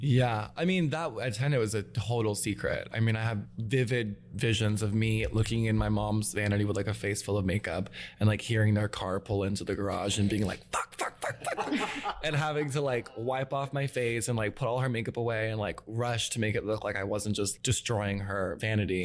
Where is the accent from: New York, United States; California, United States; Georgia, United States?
Georgia, United States; Atlanta; also born or lived in Gwinnett County, Georgia; I grew up in Atlanta, um, but I'm from Gwinnett, which is like just a little bit north of the city.